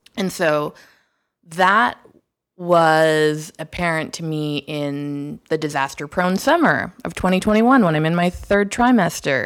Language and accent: English; Toronto, Ontario, Canada; moved away; Toronto, my hometown